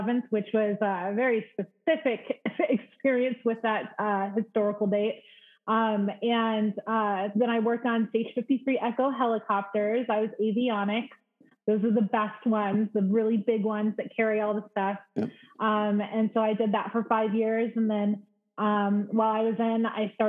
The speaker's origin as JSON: {"language": "English", "town": "Las Vegas", "region": "Nevada", "country": "United States", "tie": "born or raised there", "also_born_or_lived": "Detroit, Michigan", "said": "In Vegas. I mean, I was born in Detroit, but I grew up in Vegas"}